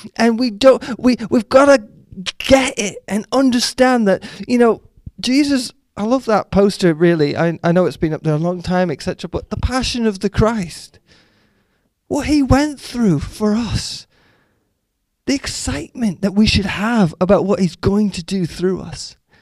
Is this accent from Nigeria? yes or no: no; Canada; moved away; growing up in Canada when I grew up in the 80s